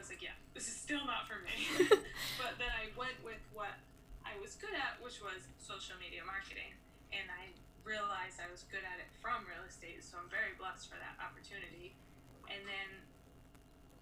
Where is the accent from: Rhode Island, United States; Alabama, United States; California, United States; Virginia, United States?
Rhode Island, United States; I'm from Rhode Island